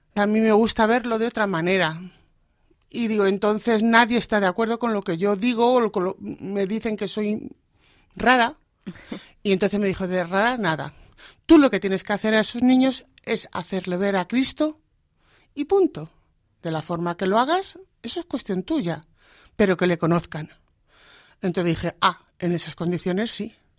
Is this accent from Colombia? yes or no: no; Alcázar de San Juan, Castilla-La Mancha, Spain; moved away as an adult; now in Móstoles, Spain; yo nací en Alcázar de San Juan. Allí he vivido toda mi vida hasta que me casé